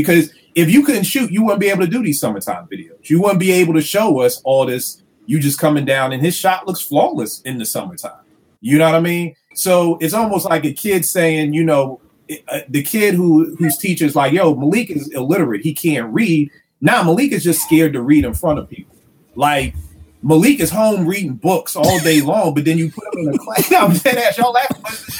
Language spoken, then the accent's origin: English; Philadelphia, Pennsylvania, United States; growing up in Philly